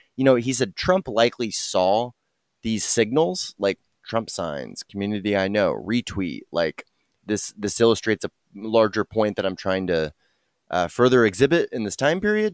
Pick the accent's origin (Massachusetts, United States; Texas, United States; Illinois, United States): Texas, United States; Dallas; I'm born and raised in Dallas, Texas